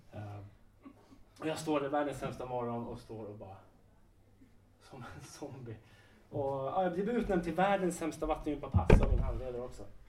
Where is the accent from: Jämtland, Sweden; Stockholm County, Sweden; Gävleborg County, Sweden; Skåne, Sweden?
Stockholm County, Sweden; Sundbyberg; i Sundbyberg, där jag kommer ifrån